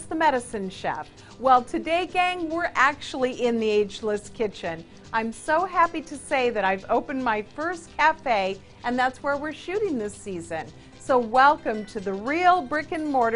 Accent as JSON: {"language": "English", "town": "San Diego", "region": "California", "country": "United States", "tie": "born or raised there", "said": "I've opened my own cafe here in San Diego, my hometown"}